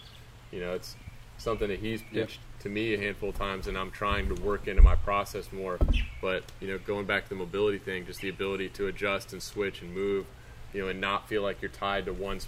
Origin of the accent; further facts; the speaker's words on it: the South, United States; growing up in the South